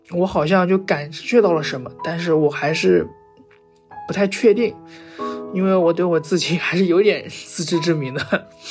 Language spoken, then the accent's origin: Chinese; Dalian, Liaoning, China; 我来自辽宁省大连市，现在二十二岁